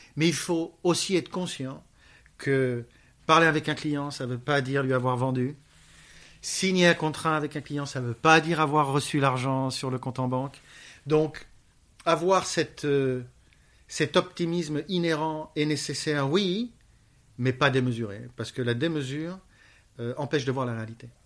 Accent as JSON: {"language": "French", "town": "Paris", "region": "Île-de-France", "country": "France", "moved": "yes", "lives_now": "Barcelona, Spain", "said": "je suis parisien"}